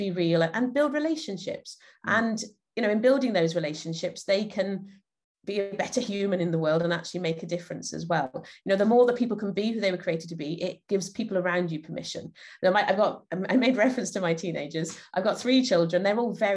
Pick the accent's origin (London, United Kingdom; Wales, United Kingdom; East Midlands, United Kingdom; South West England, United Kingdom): Wales, United Kingdom; Llanelli; I'm from Llanelli in South Wales in the UK.